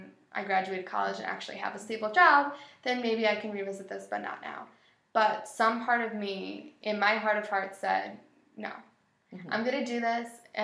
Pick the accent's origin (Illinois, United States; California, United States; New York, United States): New York, United States; Buffalo; I am from Buffalo, born and raised. Buffalo will always be my city